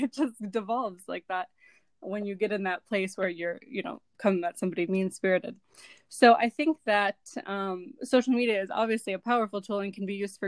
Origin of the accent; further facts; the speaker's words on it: Cleveland, Ohio, United States; moved away as an adult; now in Riyadh, Saudi Arabia; I'm from Cleveland